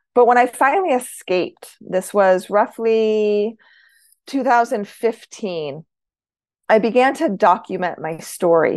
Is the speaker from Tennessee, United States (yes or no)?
no; Idaho, United States; I was born in Idaho